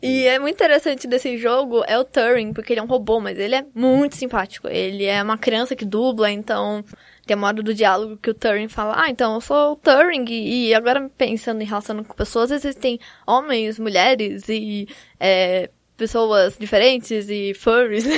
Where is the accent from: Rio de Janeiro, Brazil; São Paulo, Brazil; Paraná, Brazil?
São Paulo, Brazil; Campinas; eu sou de Campinas